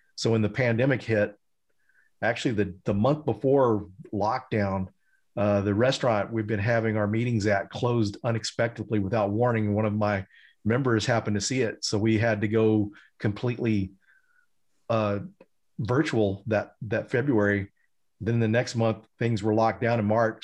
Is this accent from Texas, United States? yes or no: yes; Denton, Texas, United States; Denton, Texas, where I was born and raised and grew up